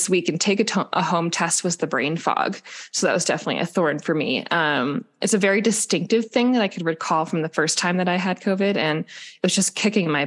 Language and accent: English; Midwest, United States; In the Midwest. I'm from the Midwest